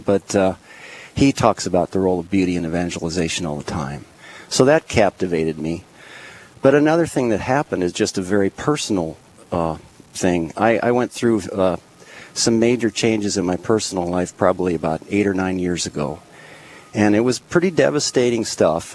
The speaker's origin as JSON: {"language": "English", "town": "Lincoln", "country": "United States", "tie": "born or raised there", "also_born_or_lived": "Minneapolis, Minnesota", "moved": "yes", "said": "I grew up in Lincoln, we ended up in Minneapolis"}